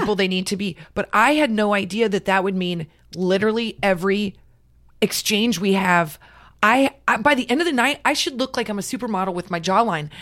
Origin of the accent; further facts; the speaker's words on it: Nebraska, United States; now in California, United States; We're from Nebraska